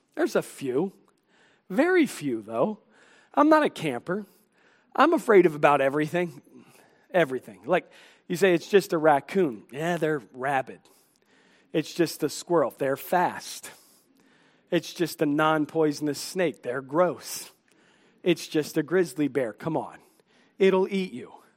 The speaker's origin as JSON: {"language": "English", "town": "Washington", "region": "District of Columbia", "country": "United States", "tie": "born or raised there", "said": "I grew up in the Washington, D C area"}